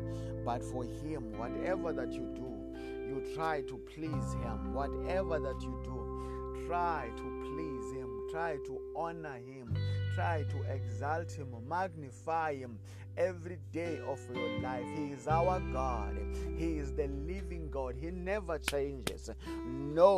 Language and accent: English; South Africa; I come from South Africa.